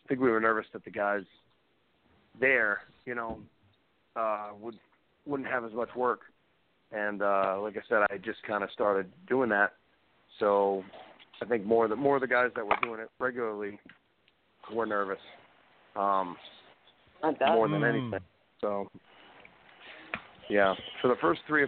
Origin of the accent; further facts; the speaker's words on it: Massachusetts, United States; I'm from Massachusetts